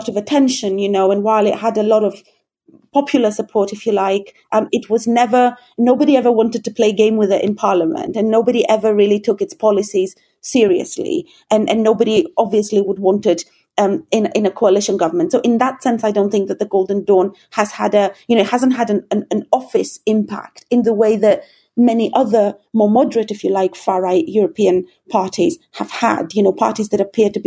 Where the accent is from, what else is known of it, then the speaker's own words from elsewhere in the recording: Greece; now in United Kingdom; I live and work in the UK, but I'm originally from Greece